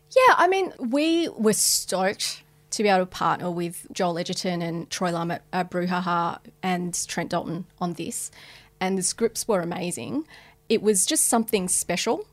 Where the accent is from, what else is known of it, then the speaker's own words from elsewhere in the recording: Australia; as Australians, we're experts